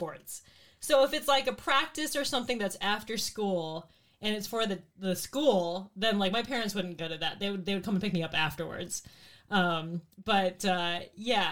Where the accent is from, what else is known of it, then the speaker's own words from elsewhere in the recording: Arizona, United States; now in Bay Area, United States; growing up in Arizona